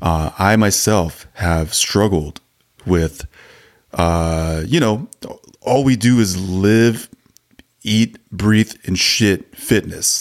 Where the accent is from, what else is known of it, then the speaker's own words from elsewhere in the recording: Arizona, United States; we're from Arizona